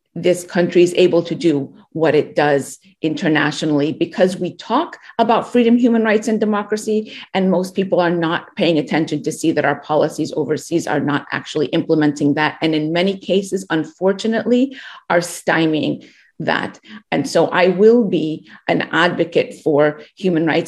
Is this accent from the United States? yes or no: yes; United States; as a young girl being so proud of being an American